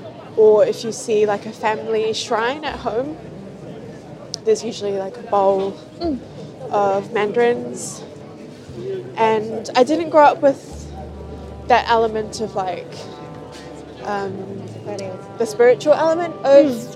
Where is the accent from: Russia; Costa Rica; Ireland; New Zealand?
New Zealand; I grew up in New Zealand